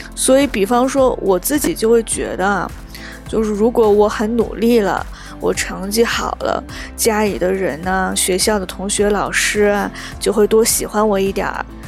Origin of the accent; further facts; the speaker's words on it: China; 我们中国人受恐龙文化的熏陶就从小到大